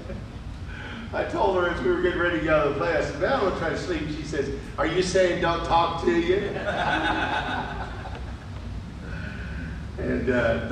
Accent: Modesto, California, United States; moved away; This is where I was born, and I could sense my roots.

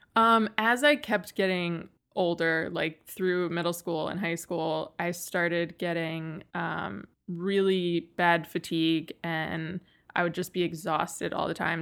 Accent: Western New York, United States; I grew up in Western New York

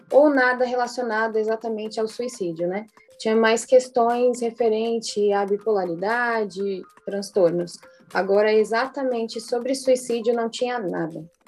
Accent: São Paulo, Brazil; Eu sou de São Paulo.

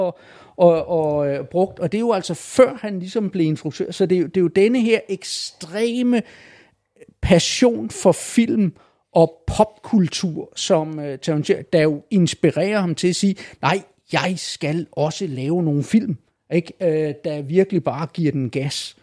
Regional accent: Falster, Zealand, Denmark; jeg er nede fra Falster

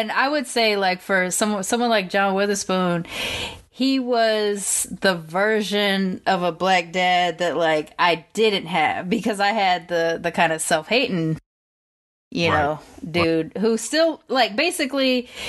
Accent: Long Beach, California, United States; Ice Cube's from South Central. I'm from Long Beach, same kind of deal.

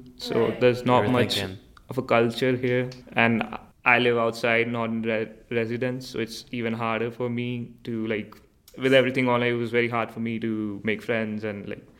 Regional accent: India; moved away as an adult; now in Canada; I'm from India.

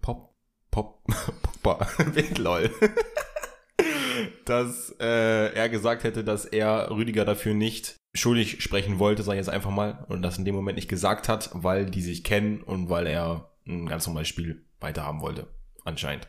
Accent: Hildesheim, Lower Saxony, Germany; moved away; in der Heimatstadt, wo ich herkomme, in Hildesheim.

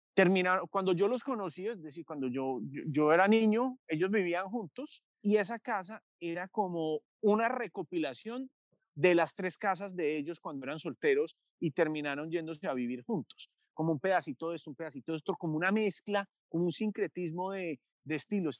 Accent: Medellín, Antioquia, Colombia; yo nací en 1983 en Medellín

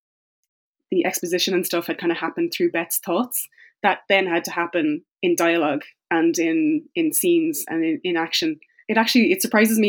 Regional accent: Tipperary, Munster, Ireland; I grew up in the Midlands. I grew up in Tipperary

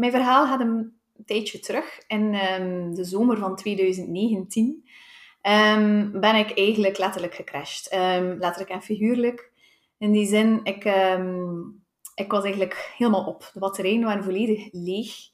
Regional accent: Tielt, Flanders, Belgium; Uh, eh, ik ben afkomstig van Tielt.

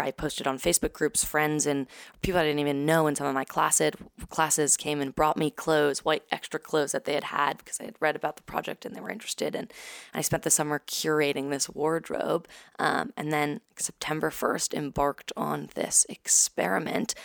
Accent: New York City, New York, United States; also born or lived in San Francisco, California; I was born in San Francisco, um, moved to New York, to Brooklyn when I was two with my family, um, and grew up there, lived there ever since

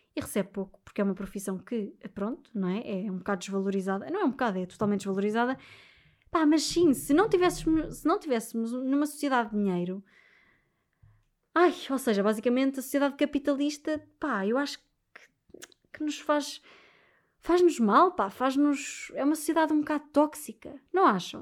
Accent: Portugal; sendo portuguesa

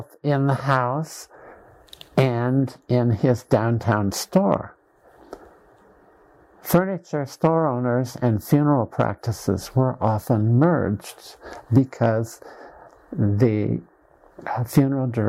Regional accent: Dysart, Iowa, United States; my hometown of Dysart, Iowa

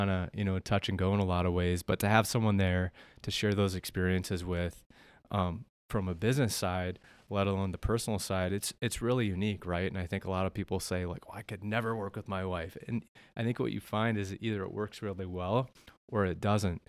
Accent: South Dakota, United States; born and raised in Melbourne, South Dakota, the northeast part of the state.

